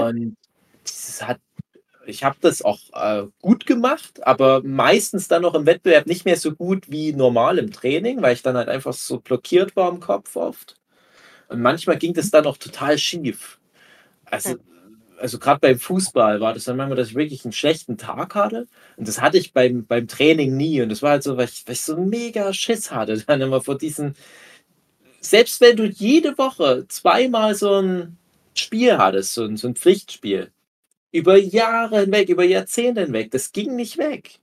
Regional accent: Erzgebirge, Saxony, Germany; meine Heimat des Erzgebirge

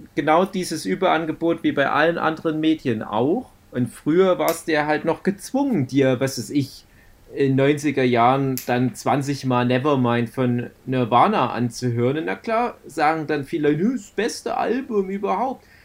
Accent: Saxony, Germany; bei uns in Sachsen

